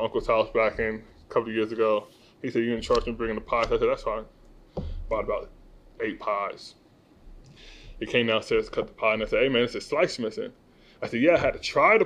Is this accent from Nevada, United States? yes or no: yes; Las Vegas, Nevada, United States; growing up in Vegas